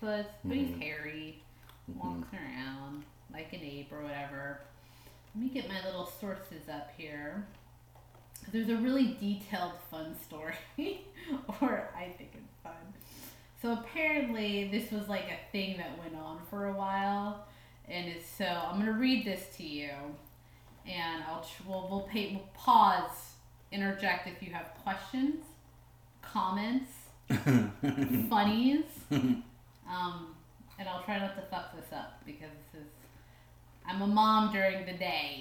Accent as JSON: {"language": "English", "town": "Edmond", "region": "Oklahoma", "country": "United States", "tie": "born or raised there", "said": "I grew up in Edmond, Oklahoma"}